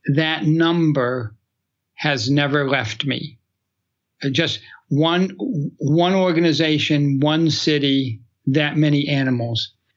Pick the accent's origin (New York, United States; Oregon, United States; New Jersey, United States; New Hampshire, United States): New Hampshire, United States; I grew up in New Hampshire